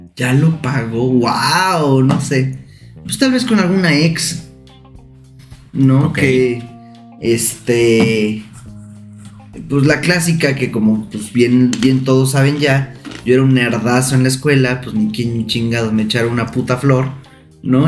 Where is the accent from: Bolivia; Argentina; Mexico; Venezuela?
Mexico; Santiago de Querétaro, Querétaro; now in Puebla, Mexico; Yo soy de Querétaro, Querétaro, Querétaro